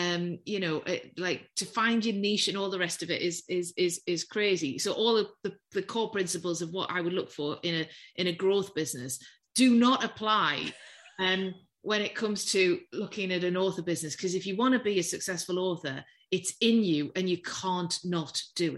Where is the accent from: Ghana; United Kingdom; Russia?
United Kingdom; the North East, North East England; accent: Geordie; I'm from the Northeast. Yeah. And for those of us who are old enough to remember, I come from a steel town, surrounded by pit villages.